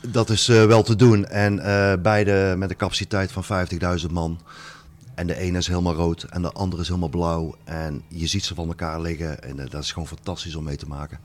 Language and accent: Dutch; Netherlands; ik kom uit Nederland